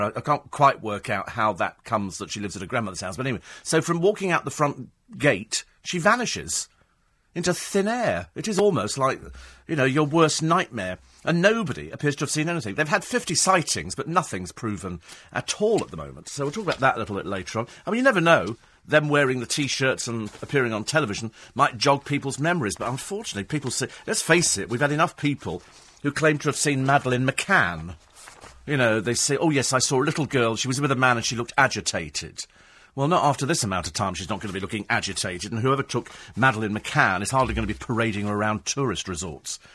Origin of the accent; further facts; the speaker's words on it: United Kingdom; We're British